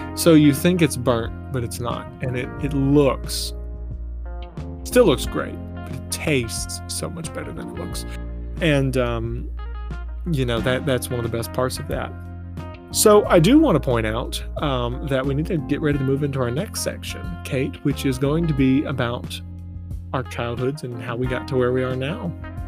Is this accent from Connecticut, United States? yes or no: no; Lake Martin, Alabama, United States; And I grew up on Lake Martin, Alabama, which is a lot of fun. You know, if you've ever grown up on a lake or in a beach town, you kind of understand.